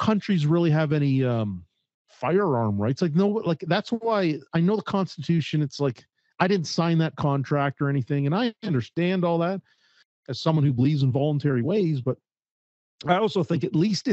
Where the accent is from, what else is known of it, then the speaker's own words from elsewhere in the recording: Canada; also born or lived in Calgary, Alberta; as a Canadian